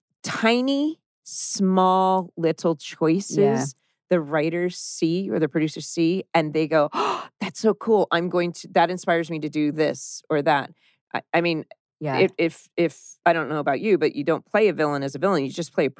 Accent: Dana Point, California, United States; In Dana Point.

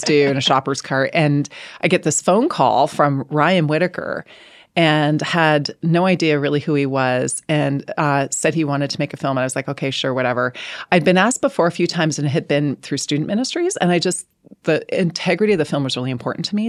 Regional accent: Canada; I'm speaking as a Canadian here

